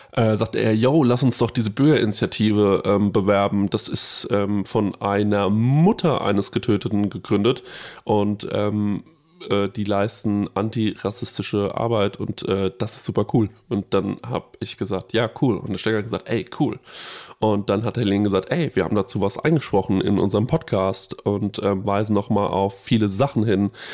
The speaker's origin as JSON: {"language": "German", "town": "Aschaffenburg", "region": "Bavaria", "country": "Germany", "said": "Wir kommen aus Aschaffenburg"}